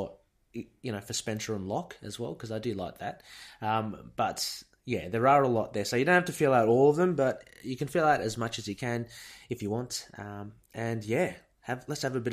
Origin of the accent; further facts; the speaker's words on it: Australia; I'm Australian